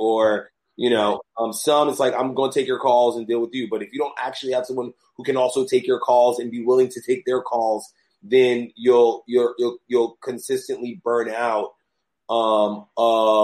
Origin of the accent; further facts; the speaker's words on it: New York, United States; also born or lived in Los Angeles / Atlanta; I was born in New York, left New York to go to school, traveled, came back to New York